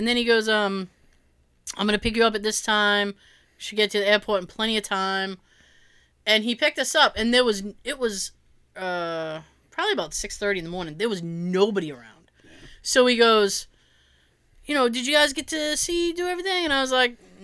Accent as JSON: {"language": "English", "town": "Boston", "region": "Massachusetts", "country": "United States"}